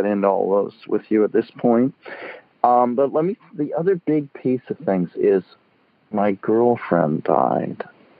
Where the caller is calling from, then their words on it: San Francisco, California, United States; I'm calling from San Francisco.